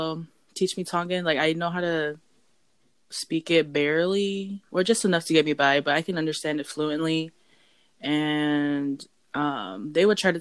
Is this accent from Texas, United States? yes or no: yes; Euless, Texas, United States; I grew up in Euless, Texas